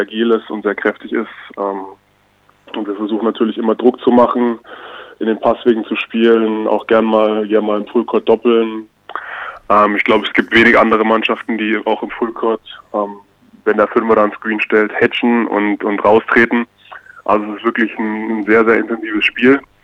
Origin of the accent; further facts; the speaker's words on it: Bamberg, Bavaria, Germany; moved away; ich bin in Bamberg, also im Bamberger Raum groß geworden, da meine Jugend verbracht